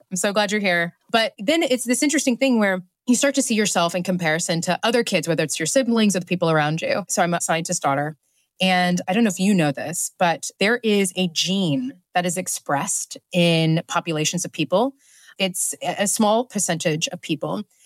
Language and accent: English; Oklahoma, United States; moved away as an adult; now in London, United Kingdom; out in the country, in Oklahoma, is a predominantly white community